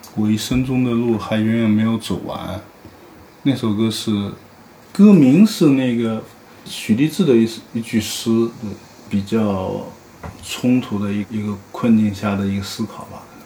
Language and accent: Chinese; Haining, Zhejiang, China; moved away; 我前段时间去回我老家浙江海宁